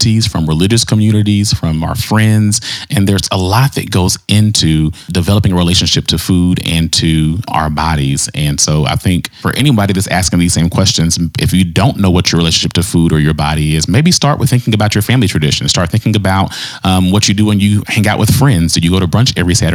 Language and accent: English; the South, United States; I was raised in the South